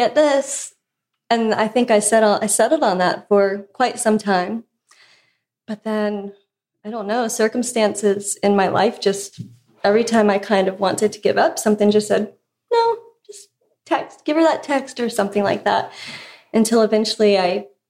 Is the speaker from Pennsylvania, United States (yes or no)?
yes; Pennsylvania, United States; moved away as an adult; now in Nashville, United States; we're from Pennsylvania originally